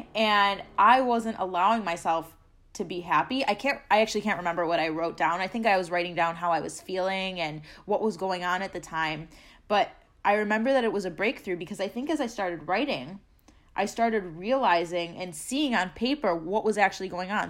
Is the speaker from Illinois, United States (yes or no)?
yes; Chicago, Illinois, United States; moved away as an adult; I'm originally from Chicago